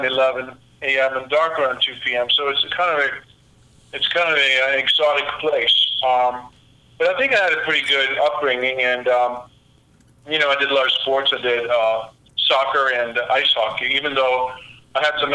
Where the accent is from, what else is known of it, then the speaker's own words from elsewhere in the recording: Stockholm, Stockholm County, Sweden; I grew up in Stockholm in the 60s and early 70s.